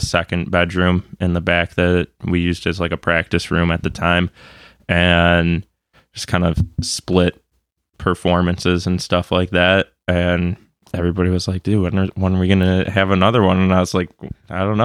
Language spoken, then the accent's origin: English; Grosse Pointe, Michigan, United States; I grew up in Grosse Pointe.